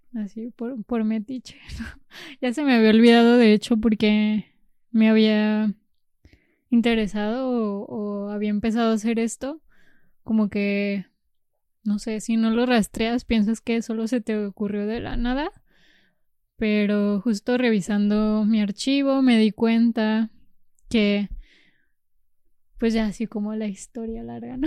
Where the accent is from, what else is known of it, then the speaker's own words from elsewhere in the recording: Jalisco, Mexico; moved away; also born or lived in Zacatecas; nací en Zacatecas por eh, la limitación de servicios de salud en la región. Y porque está más cerca Zacatecas que Guadalajara, de mi región